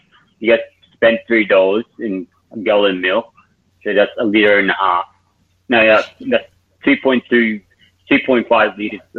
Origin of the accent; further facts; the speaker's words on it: Australia; Being Australian is like very, very odd.